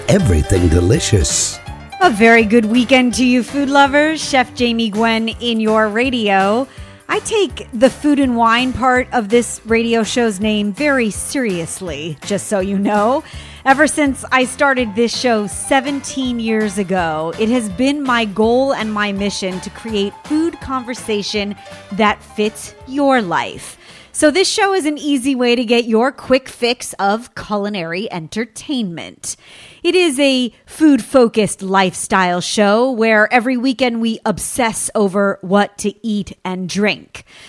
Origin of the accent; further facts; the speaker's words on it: California, United States; in my home state, here in sunny California